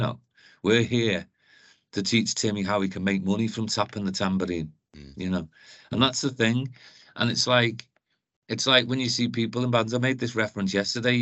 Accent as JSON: {"language": "English", "town": "Liverpool", "region": "North West England", "country": "United Kingdom", "moved": "yes", "lives_now": "Newcastle, United Kingdom", "said": "as you can tell by my accent, I'm from Liverpool originally, but I came here"}